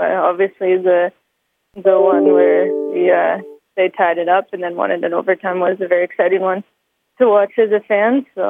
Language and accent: English; London, Ontario, Canada; now in Calgary, Canada; being here and being able to represent the country, but also being my hometown